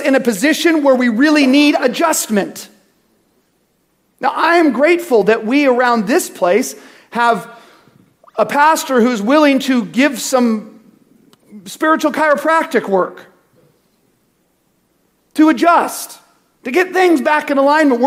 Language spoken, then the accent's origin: English; United States; also born or lived in California; I'm American